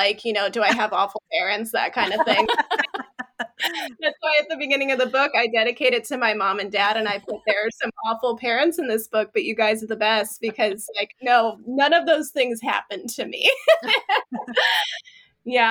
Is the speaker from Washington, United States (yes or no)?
no; Chillicothe, Ohio, United States; moved away as an adult; now in Louisville, United States; doing an event in my hometown, a bookstore that didn't exist when I was a kid. And I really wish that it had. It's Wheatberry Books in Chillicothe